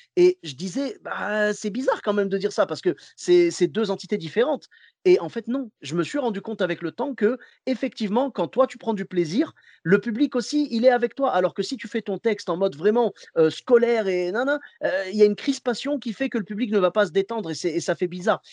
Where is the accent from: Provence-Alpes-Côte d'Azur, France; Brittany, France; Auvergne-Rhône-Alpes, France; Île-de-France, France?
Auvergne-Rhône-Alpes, France; Clermont-Ferrand; je viens de Clermont-Ferrand